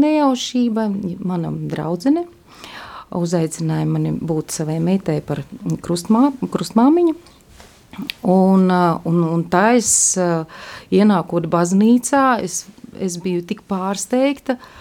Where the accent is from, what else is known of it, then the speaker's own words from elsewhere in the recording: Daugavpils, Latgale, Latvia; now in Riga, Latvia; es esmu no Daugavpils